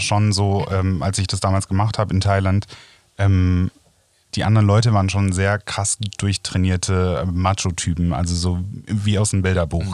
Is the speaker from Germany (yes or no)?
yes; Rhineland, Germany; Ich als Rheinländer